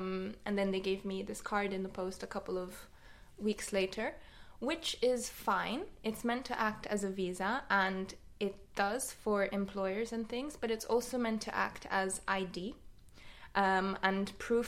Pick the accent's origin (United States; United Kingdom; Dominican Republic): United Kingdom; moved away as an adult; now in Vienna, Austria; I have a British passport. I'm a British national.